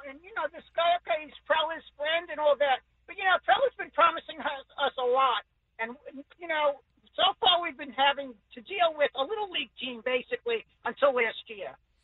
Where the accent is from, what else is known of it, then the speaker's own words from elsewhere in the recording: New York, United States; moved away as an adult; now in Chula Vista, United States; I'm originally from New York, and I'm a big Yankee fan, but I do love the Padres because I'm out here like 30 years